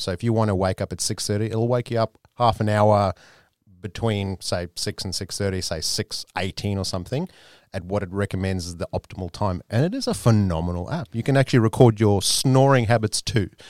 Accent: South Africa; South Africans do tend to drink, but my, my family in particular is, is quite conservative. So I've grown up with my dad just having one beer on occasion

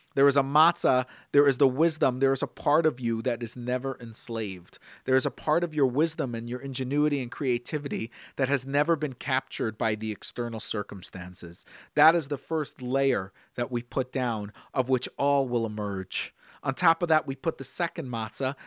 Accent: Brooklyn, New York, United States; Growing up in Brooklyn, I watched my father and before my grandfather, the way they would line these matzahs

